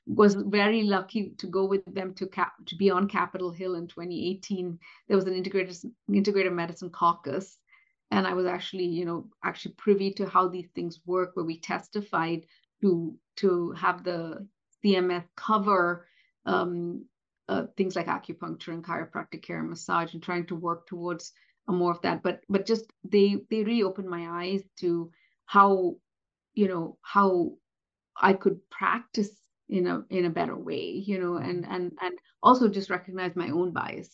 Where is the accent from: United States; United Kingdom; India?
India; moved away; based on being Indian. you know, come from a community and from a country where colorism is very, very rampant